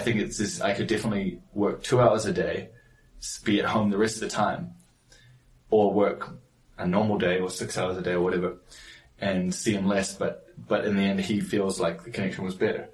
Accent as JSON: {"language": "English", "country": "New Zealand", "tie": "born or raised there", "moved": "yes", "said": "I grew up in New Zealand"}